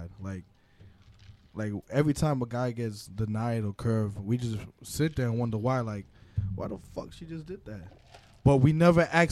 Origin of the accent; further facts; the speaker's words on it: Oak Ridge, Florida, United States; I'm from Oak Ridge